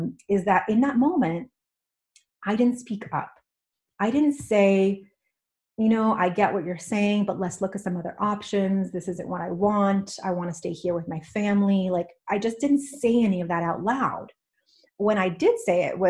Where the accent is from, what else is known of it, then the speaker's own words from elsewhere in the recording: New York, United States; moved away as an adult; also born or lived in California; now in Washington, United States; I grew up in New York and I moved to California for the sunshine.